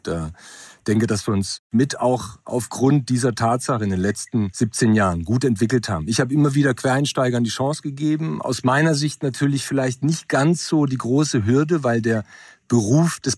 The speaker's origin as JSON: {"language": "German", "country": "Germany", "tie": "born there", "said": "Ich bin in Deutschland geboren, 72. Meine Eltern kommen vom Westbalkan, Ex-Jugoslawien."}